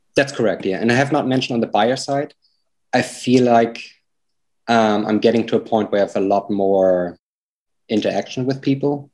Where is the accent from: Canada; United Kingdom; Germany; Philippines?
Germany; accent: German; now in Lynchburg, United States; my accent is from Germany